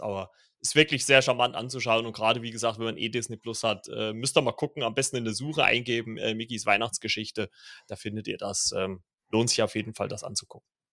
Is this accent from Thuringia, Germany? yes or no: no; Saxony, Germany; ich bin ja äh, gebürtiger Sachse